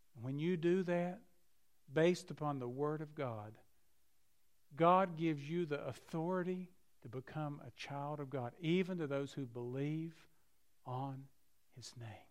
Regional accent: Keystone, West Virginia, United States; I grew up in McDowell County in a place near Keystone, West Virginia

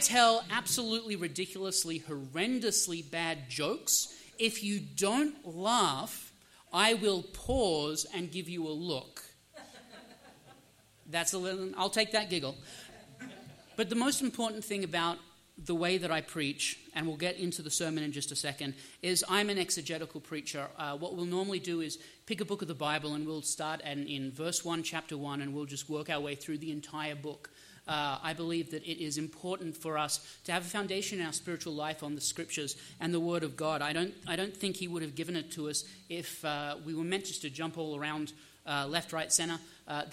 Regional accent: Australia; now in United States; I'm Australian by birth. I'm actually a U.S. citizen now

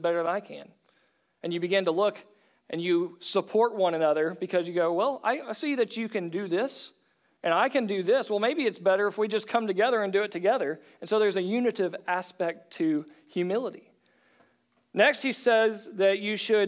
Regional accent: Oklahoma, United States; I was from Oklahoma

